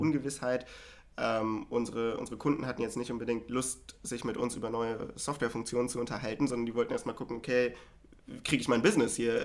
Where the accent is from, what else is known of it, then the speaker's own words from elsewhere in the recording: Hanover, Lower Saxony, Germany; moved away as an adult; now in Berlin, Germany; ich komme ja ursprünglich aus Hannover